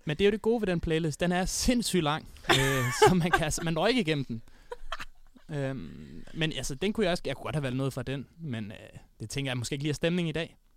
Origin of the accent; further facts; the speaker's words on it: Odense, Southern Denmark, Denmark; moved away; der var jeg hjemme i Odense